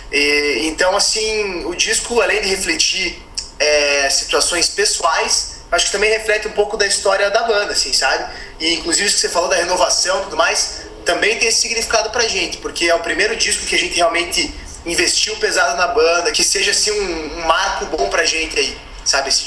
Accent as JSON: {"language": "Portuguese", "town": "Curitiba", "region": "Paraná", "country": "Brazil", "said": "Eu sou de Curitiba, mas todo mundo diz que tem um sotaque de gaúcho, porra."}